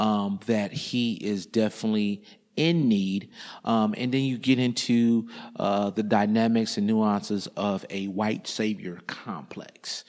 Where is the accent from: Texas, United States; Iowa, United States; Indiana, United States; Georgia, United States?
Indiana, United States; I grew up in Indiana